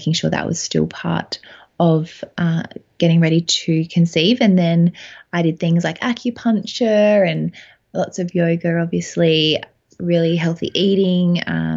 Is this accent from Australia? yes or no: yes; Adelaide, South Australia, Australia; So I'm from Adelaide. We live in Adelaide with my husband, Dan